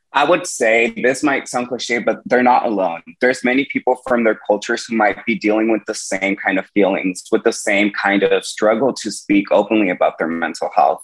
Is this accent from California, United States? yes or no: yes; Woodland, California, United States; my hometown in Woodland, California